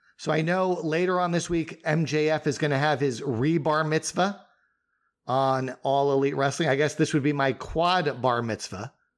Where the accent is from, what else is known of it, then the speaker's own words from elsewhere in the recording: Northeast, United States; we both were growing up in the Northeast